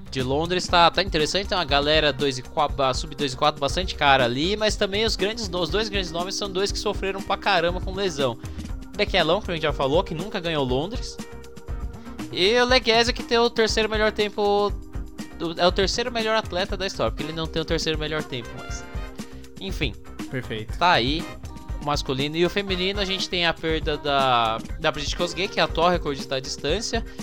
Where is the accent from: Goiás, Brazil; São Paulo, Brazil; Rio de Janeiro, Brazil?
São Paulo, Brazil; Piracicaba; sou de Piracicaba